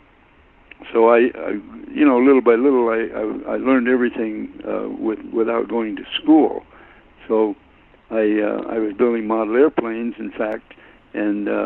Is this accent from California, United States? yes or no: yes; Modesto, California, United States; also born or lived in Springfield, Missouri; my family moved to Modesto, California, when I was about a year and a half old. So I was raised in Modesto